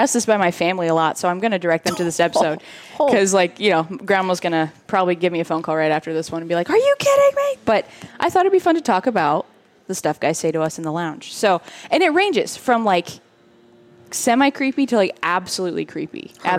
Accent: Australia; I'm Australian. I'm not Boston.

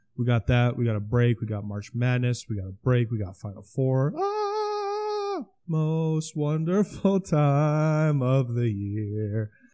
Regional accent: Osmond, Nebraska, United States; my hometown school

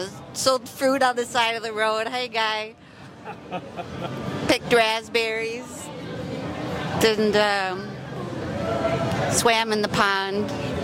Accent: Milwaukee, Wisconsin, United States; now in Key West, United States; I'm from Wisconsin.

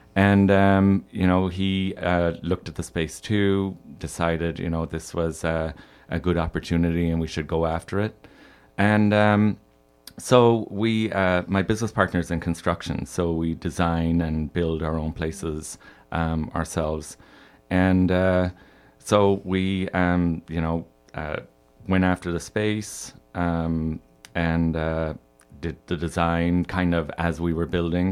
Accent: Ireland; moved away as an adult; now in Chicago, United States; I'm from Ireland. Uh, I grew up there and moved here when I was twenty-one.

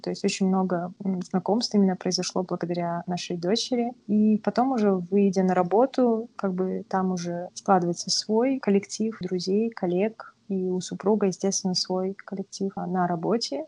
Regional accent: Kazakhstan; moved away as an adult; now in Vancouver, Canada

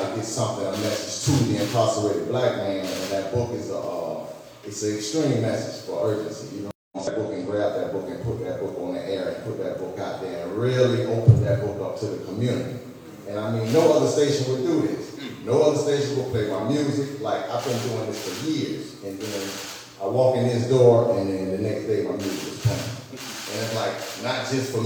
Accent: St. Petersburg, Florida, United States; I'm also a hometown resident, born and raised in St. Pete

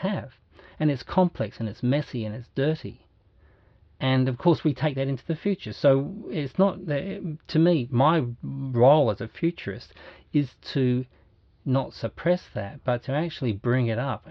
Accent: Australia; Me as a guy who's 60, been born and bred in Australia, white to the back teeth

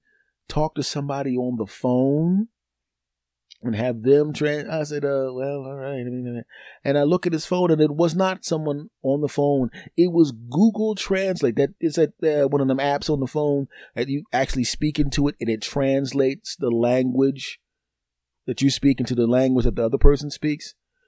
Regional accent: Philadelphia, Pennsylvania, United States; Yeah, I'm originally from Philadelphia. I'm living someplace else now, but yeah, I'm here visiting some family.

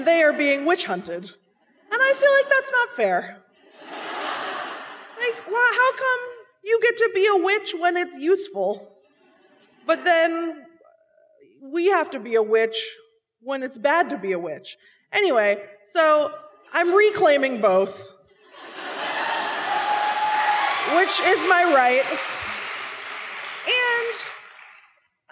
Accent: Seattle, Washington, United States; I'm from Seattle. I'm from Seattle. My parents are from Seattle. We all went to the same high school, not at the same time. And growing up in Seattle

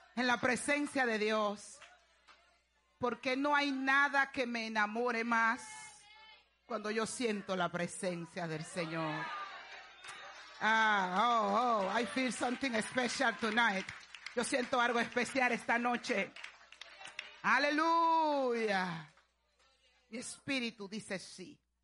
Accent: Dominican Republic; allá en mi país, República Dominicana

